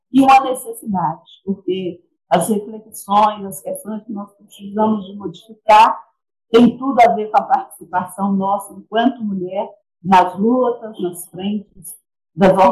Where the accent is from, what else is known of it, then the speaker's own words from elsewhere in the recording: Ipatinga, Minas Gerais, Brazil; é, sou de Ipatinga, Minas Gerais